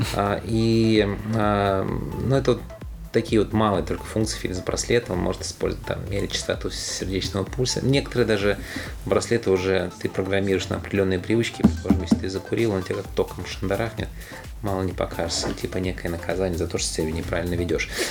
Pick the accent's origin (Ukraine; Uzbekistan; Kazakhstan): Ukraine; Odesa, Odesa Oblast; moved away; also born or lived in Tolyatti, Samara Oblast, Russia / Moscow, Russia; я родился в Одессе